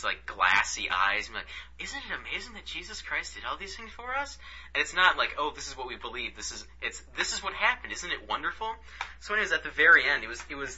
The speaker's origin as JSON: {"language": "English", "town": "Detroit", "region": "Michigan", "country": "United States", "said": "we're from Detroit"}